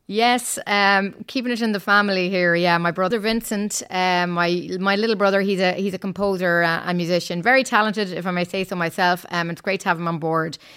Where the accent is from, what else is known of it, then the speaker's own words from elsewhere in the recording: Ireland; moved away as an adult; now in Brussels, Belgium; I'm from Ireland, as you may have guessed from my accent